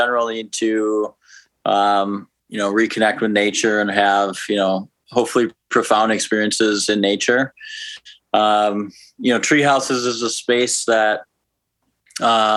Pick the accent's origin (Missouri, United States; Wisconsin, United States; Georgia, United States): Wisconsin, United States; outside of Milwaukee; moved away as an adult; also born or lived in Minneapolis, Minnesota; now in Oakland, United States; I grew up in Wisconsin, outside of Milwaukee, Wisconsin.